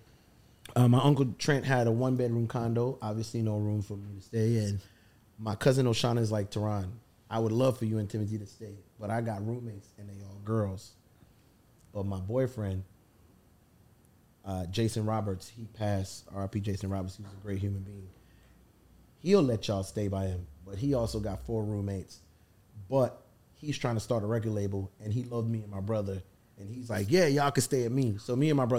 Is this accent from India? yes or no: no; U.S. Virgin Islands; accent: Caribbean; moved away as an adult; We're fresh from St. Thomas